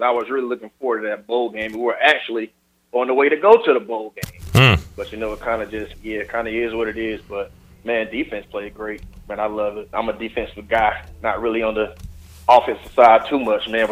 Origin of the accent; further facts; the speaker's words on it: Jacksonville, North Carolina, United States; Jacksonville, North Carolina.